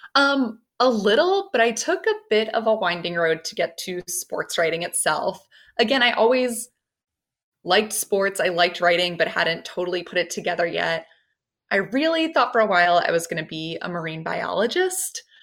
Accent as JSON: {"language": "English", "area": "Baltimore County", "region": "Maryland", "country": "United States", "said": "I'm from Baltimore County, Maryland, um, a little north of the city. My parents still live there"}